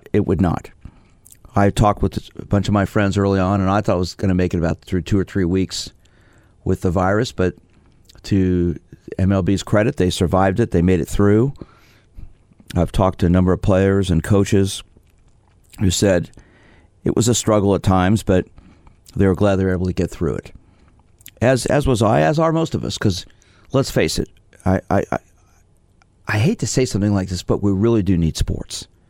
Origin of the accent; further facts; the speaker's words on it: New York City, New York, United States; I was born in Brooklyn, so I guess I have that affinity still